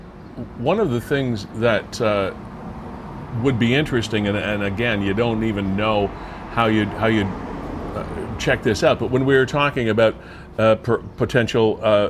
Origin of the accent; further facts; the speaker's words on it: Fort Erie, Ontario, Canada; I'm from the Fort Erie area. I grew up in the Black Creek area. Old Fort Erie was truly one of my favorite areas to visit when I was a kid.